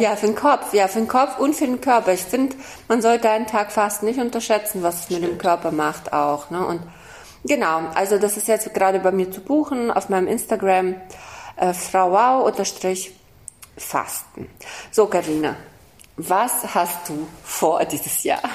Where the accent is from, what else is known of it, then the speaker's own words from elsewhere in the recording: Kazakhstan; moved away; Ich bin in Kasachstan geboren